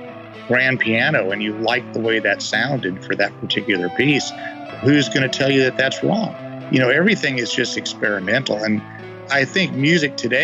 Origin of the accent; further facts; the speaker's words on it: Southern California, United States; also born or lived in Oakland, California; I was born in Oakland, grew up mostly down in Southern California